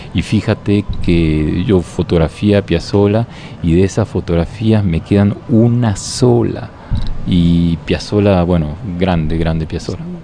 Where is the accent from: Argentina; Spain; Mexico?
Argentina; yo soy argentino